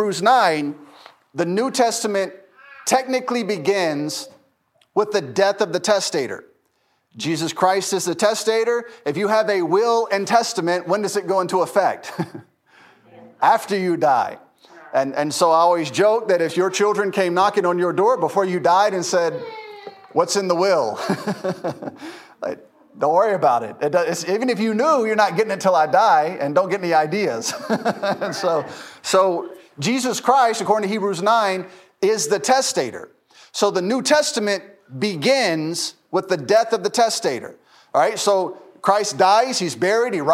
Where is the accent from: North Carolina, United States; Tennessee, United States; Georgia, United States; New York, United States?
Tennessee, United States; Memphis; now in Lucedale, United States; I grew up in Memphis